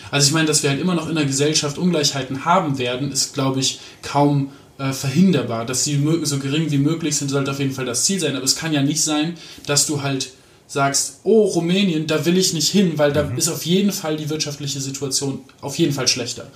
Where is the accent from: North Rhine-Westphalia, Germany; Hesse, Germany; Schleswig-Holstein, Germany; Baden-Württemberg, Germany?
North Rhine-Westphalia, Germany; Aachen; moved away; also born or lived in Hamburg / Mecklenburg-Vorpommern; aufgewachsen bin ich in Aachen, also auch in, mhm. in Nordrhein-Westfalen.